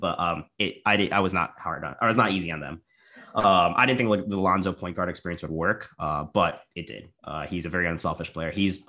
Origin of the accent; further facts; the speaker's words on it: Canada; I'm a Canadian